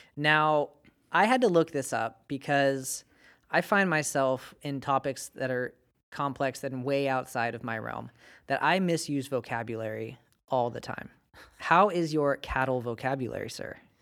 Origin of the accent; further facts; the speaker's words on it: Bakersfield, California, United States; moved away; I come from Bakersfield and we have dairy cows